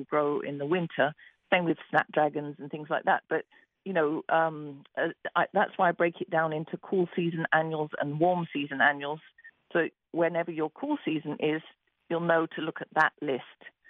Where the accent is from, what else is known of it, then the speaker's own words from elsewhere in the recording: England, United Kingdom; moved away; I'm from England